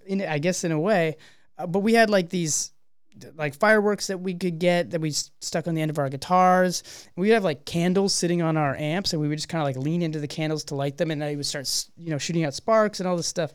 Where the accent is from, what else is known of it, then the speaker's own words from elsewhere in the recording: Canada; we're a Canadian band.